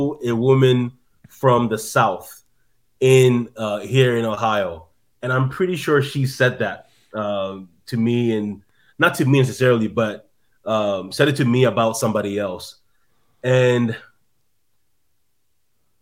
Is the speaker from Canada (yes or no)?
yes; Canada; also born or lived in Midwest, United States; now in United States; I'm in the Midwest now, but yeah, I'm from Canada originally